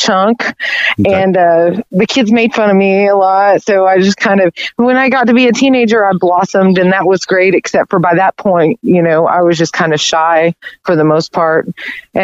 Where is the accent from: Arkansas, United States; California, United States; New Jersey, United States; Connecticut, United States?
Arkansas, United States; Conway; also born or lived in Little Rock, Arkansas; I grew up in Conway.